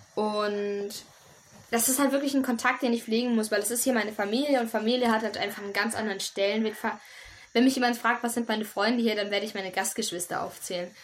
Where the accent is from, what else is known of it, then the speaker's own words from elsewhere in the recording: Germany; now in Kanambu, Ecuador; ich bin ja. eine Deutsche, ich komme aus Europa